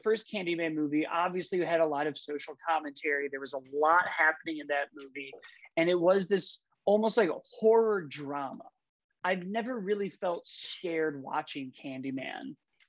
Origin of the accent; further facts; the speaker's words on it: Chicago, Illinois, United States; I'm from Chicago.